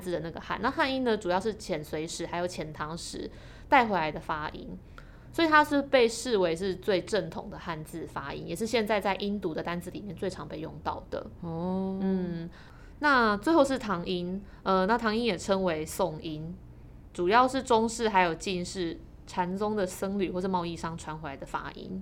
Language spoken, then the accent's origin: Chinese; Taiwan; 身为台湾人